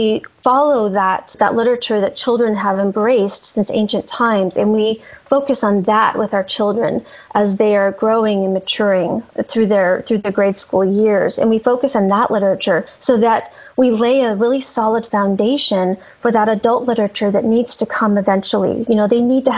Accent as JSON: {"language": "English", "region": "Colorado", "country": "United States", "moved": "yes", "lives_now": "Tennessee, United States", "said": "I'm from Colorado. I live in Tennessee right now, but I'm from Colorado"}